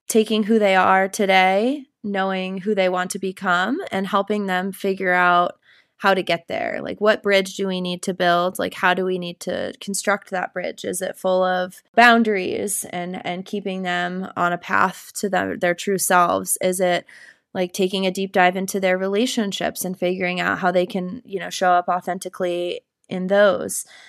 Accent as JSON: {"language": "English", "town": "Cedar Rapids", "region": "Iowa", "country": "United States", "tie": "born or raised there", "also_born_or_lived": "New Hampshire / Vermont / Denver, Colorado", "moved": "as an adult", "lives_now": "Colorado, United States", "said": "I would call Cedar Rapids, Iowa, my hometown. I grew up there"}